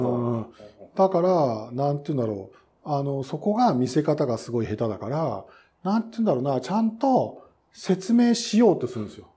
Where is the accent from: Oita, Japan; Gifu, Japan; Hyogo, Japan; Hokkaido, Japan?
Gifu, Japan; moved away as an adult; also born or lived in Aichi; 愛知県、当時岐阜県に実家があったんだけど